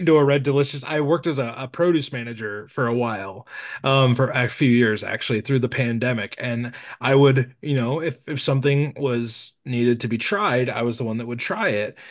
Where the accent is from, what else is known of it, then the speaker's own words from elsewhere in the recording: Nebraska, United States; I'm from Nebraska, so I've been doing local Nebraska stuff.